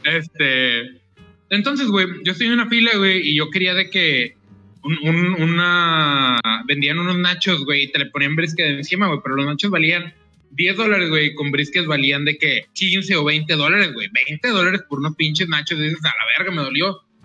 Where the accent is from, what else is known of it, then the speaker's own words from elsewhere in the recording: Monterrey, Nuevo León, Mexico; vengo de Monterrey